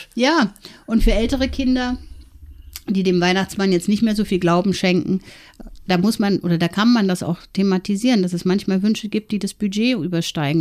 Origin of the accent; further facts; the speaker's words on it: East Germany, Germany; ich bin ähm, in der DDR geboren